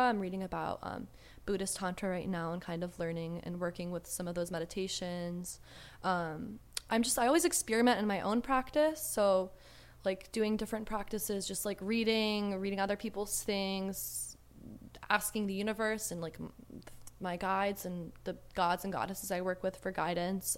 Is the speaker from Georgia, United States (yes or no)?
yes; Georgia, United States; also born or lived in Southern California; now in California, United States; I was born in Southern California and I lived here for a little, for, like, six or seven years, um, but I was raised in the deep south in Georgia